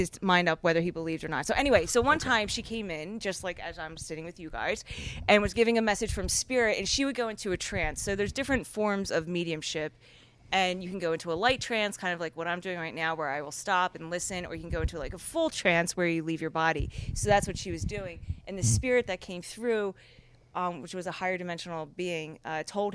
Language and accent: English; Philadelphia, Pennsylvania, United States; I'm a girl from Philly